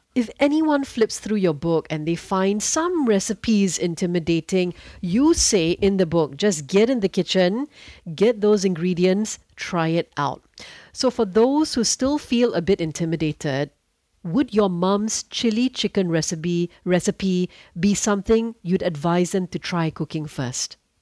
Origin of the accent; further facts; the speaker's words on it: Singapore; As a Singaporean